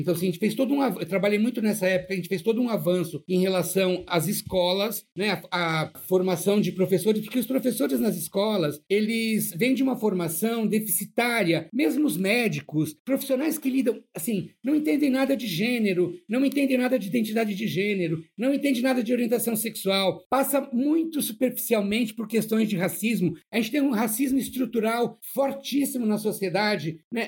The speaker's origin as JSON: {"language": "Portuguese", "region": "São Paulo", "country": "Brazil", "said": "Eu sou de São Paulo, da periferia de São Paulo, de Ermelino Matarazzo, na Zona Leste"}